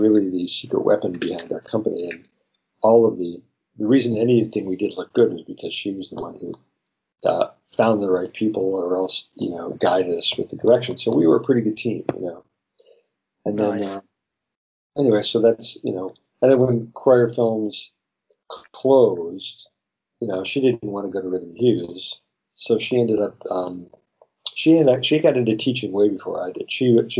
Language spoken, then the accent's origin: English; Chicago, Illinois, United States; now in Hollywood, United States; You know, I came out here from Chicago knowing absolutely no one, with literally no skills